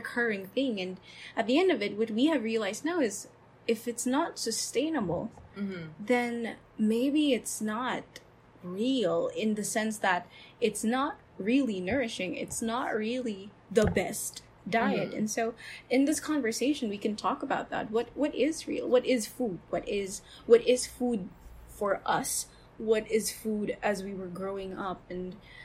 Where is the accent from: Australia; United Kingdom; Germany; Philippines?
Philippines; as a Filipino